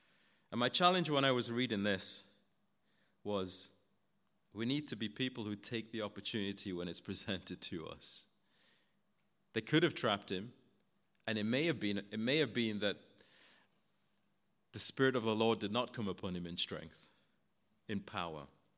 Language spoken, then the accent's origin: English; Guyana; Where I grew up in Guyana, my dad was a taxi driver.